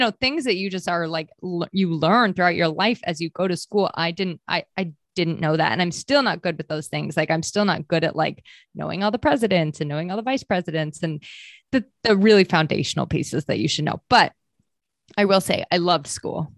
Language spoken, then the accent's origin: English; New Hampshire, United States; also born or lived in Maine; I actually was born and raised in Maine for, like, the first nine years of my life, and then we moved to New Hampshire after that.